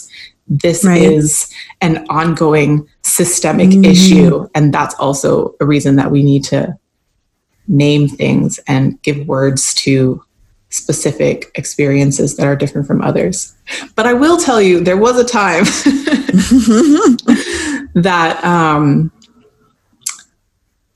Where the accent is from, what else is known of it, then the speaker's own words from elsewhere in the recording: Canada; moved away as an adult; now in United States; I'm a lighter skinned Black woman, and I grew up in Canada